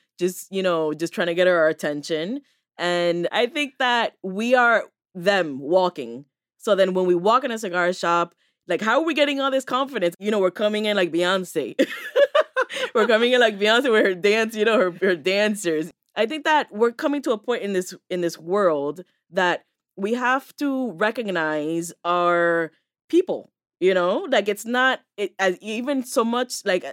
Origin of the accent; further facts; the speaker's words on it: United States; first generation Americans